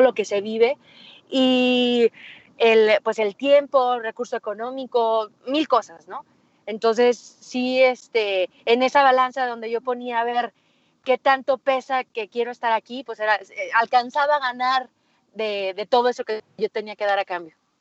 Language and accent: Spanish; Aguascalientes, Mexico; Yo soy de Aguascalientes, entonces aquí en Aguascalientes no tenemos montañas